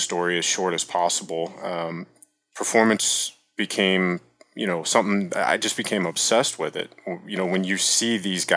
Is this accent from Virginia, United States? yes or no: yes; Virginia, United States; I grew up in Virginia